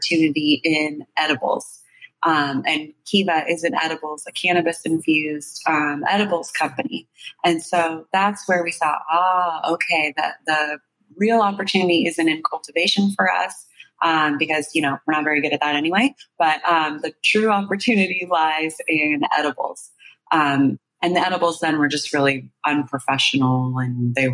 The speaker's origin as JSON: {"language": "English", "area": "Bay Area", "region": "California", "country": "United States", "tie": "born or raised there", "said": "I grew up in the Bay Area"}